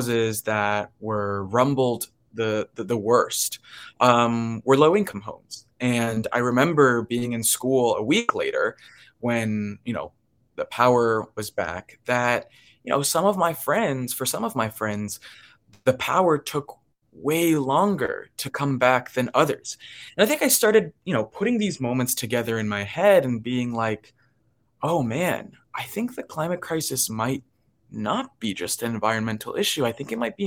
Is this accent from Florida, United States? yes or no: yes; Miami, Florida, United States; I grew up in Miami